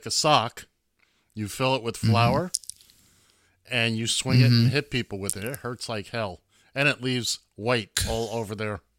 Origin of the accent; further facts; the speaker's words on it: New York City, New York, United States; I grew up in Midtown Manhattan.